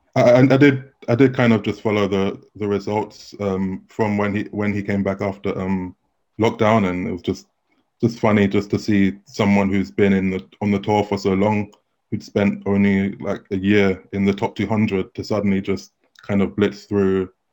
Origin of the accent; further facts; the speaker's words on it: London, United Kingdom; I'm I'm from London, so I played in tournaments around around here, like just growing up in junior tournaments